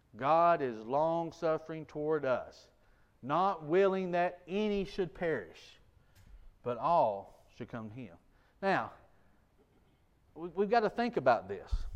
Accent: United States; I grew up in Jackson County.

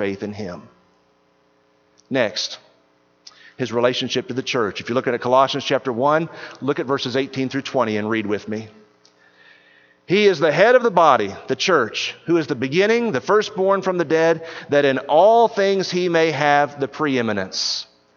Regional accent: East Texas, United States; I grew up in East Texas

